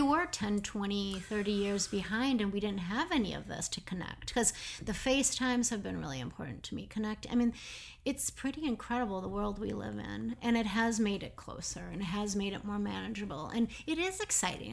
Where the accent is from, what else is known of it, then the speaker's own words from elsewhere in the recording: Minneapolis, Minnesota, United States; moved away as an adult; also born or lived in Denmark / New York; I'm from Minneapolis